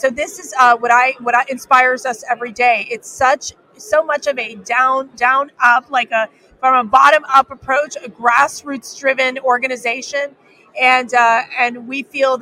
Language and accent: English; Miami, Florida, United States; I am from Miami, Florida